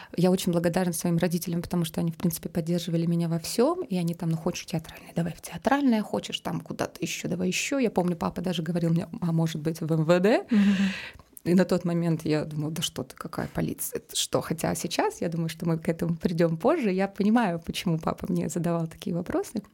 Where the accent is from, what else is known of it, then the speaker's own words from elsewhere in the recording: Omsk, Omsk Oblast, Russia; moved away; also born or lived in Saint Petersburg; а я сама из Омска